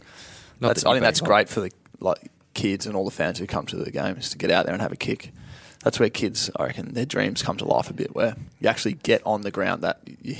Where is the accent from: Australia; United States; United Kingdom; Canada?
Australia; Sale, Victoria; also born or lived in Canberra; I was from Sale